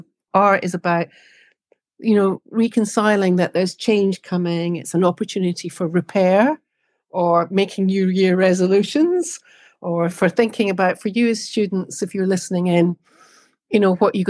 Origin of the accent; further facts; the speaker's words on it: Scotland, United Kingdom; for me, being Scottish, the marking of a new year is really important